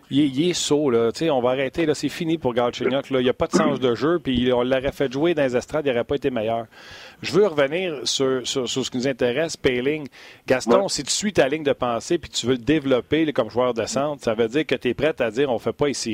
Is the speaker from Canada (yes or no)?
yes; Canada; Moi, je suis Canadien, même.